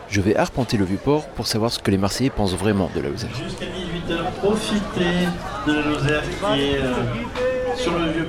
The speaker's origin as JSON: {"language": "French", "country": "United States", "second_language": "French", "said": "Oui, j'ai un accent parce que je suis américain."}